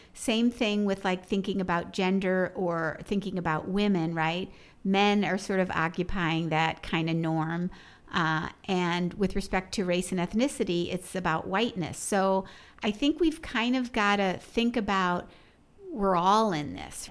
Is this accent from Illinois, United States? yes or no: yes; Chicago, Illinois, United States; I grew up in Chicago, so it was an incredibly segregated city as well